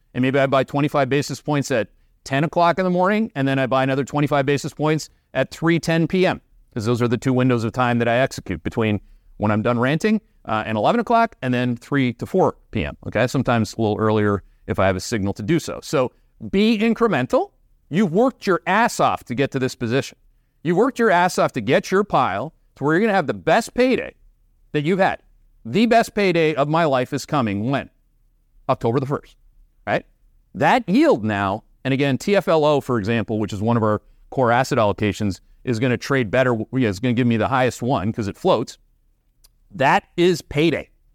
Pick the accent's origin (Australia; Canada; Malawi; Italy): Canada; accent: Canadian; that's with my Canadian accent